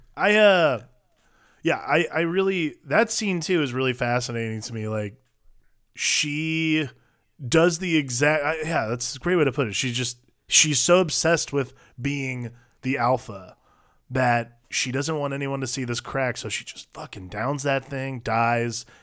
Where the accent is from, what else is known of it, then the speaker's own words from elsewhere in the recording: Ohio, United States; moved away; growing up in Ohio